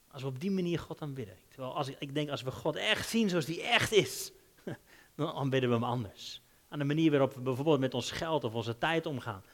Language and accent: Dutch; Netherlands; als Hollanders